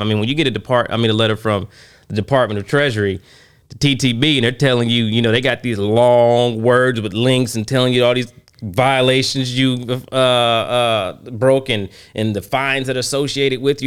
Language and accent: English; Oklahoma, United States; I am from Oklahoma.